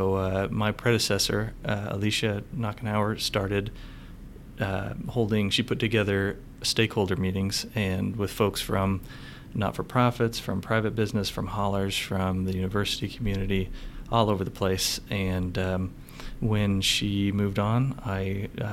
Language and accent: English; Northwest, United States; moved away as an adult; now in San Antonio, United States; I'm originally from the Northwest. I came down here and started with the city of San Antonio about 10 years ago